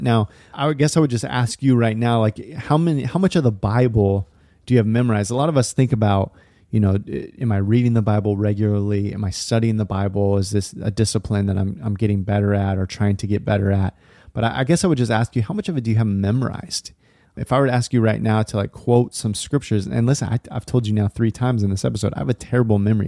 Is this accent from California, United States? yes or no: yes; Lodi, California, United States; now in Portland, United States; I grew up going to this small church in Northern California, little town called Lodi, kind of sandwiched in between Sacramento and Stockton